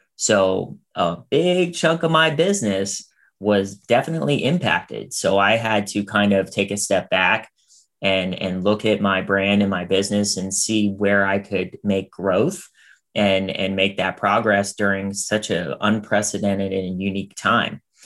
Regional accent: Pittsburgh, Pennsylvania, United States; now in Los Angeles, United States; I'm from Pittsburgh originally

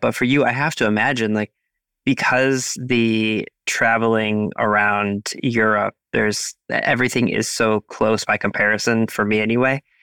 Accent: United States; also born or lived in Cleveland, Ohio; I am an American. I live in Cleveland, Ohio

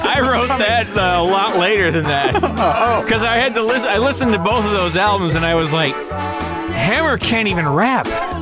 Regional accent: Big Rapids, Michigan, United States; moved away; also born or lived in Ann Arbor, Michigan; my hometown of Big Rapids

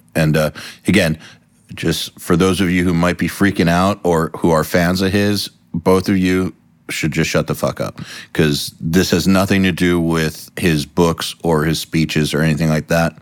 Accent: United States; being an American

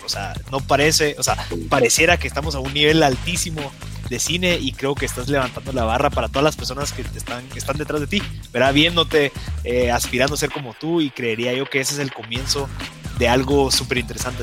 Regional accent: Guatemala; los guatemaltecos

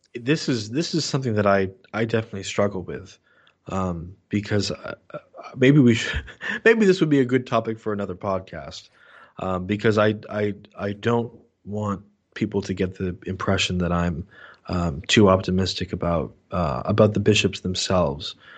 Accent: New Hampshire, United States; my hometown, uh, in, in, up here in New Hampshire

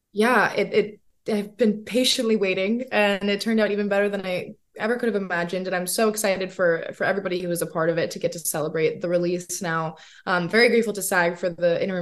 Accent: South Carolina, United States; I grew up in South Carolina

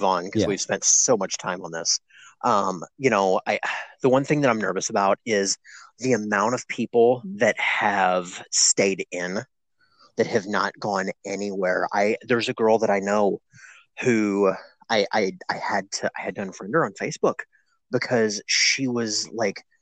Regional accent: Kentucky, United States; my home state of Kentucky

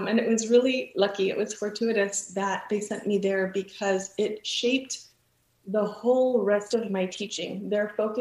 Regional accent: Texas, United States; moved away as an adult; also born or lived in California; And then I moved to Texas, moved back, you know, to my home state

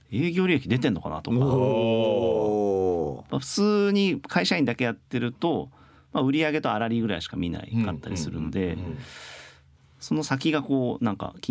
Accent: Tokyo, Japan; 僕もまあ東京の出身なんで

